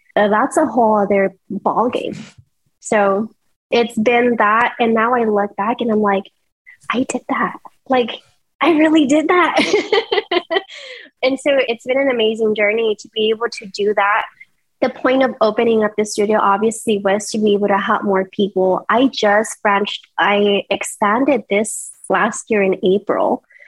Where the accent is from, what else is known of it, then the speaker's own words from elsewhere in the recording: El Paso, Texas, United States; moved away as an adult; now in Houston, United States; I'm not originally from Houston. I come from El Paso